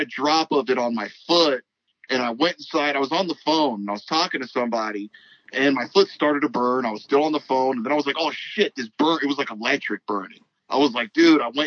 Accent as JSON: {"language": "English", "town": "Los Angeles", "region": "California", "country": "United States", "tie": "born or raised there", "said": "I was born in South Central, and my family's real religious, so they'd always take me to church on Sunday"}